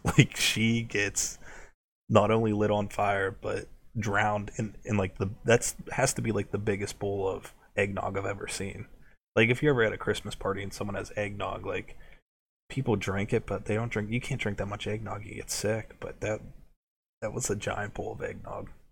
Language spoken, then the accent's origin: English; United States; We're from America